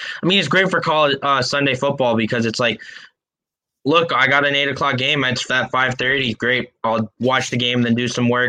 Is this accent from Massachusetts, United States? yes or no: yes; Massachusetts, United States; I'm from Massachusetts.